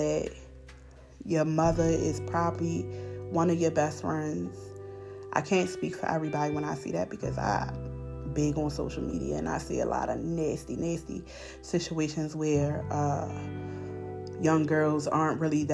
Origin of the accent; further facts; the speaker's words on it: Baltimore, Maryland, United States; moved away as an adult; now in Elkins Park, United States; I grew up in Baltimore City. And growing up in Baltimore City, I lost a lot of people that was close to me.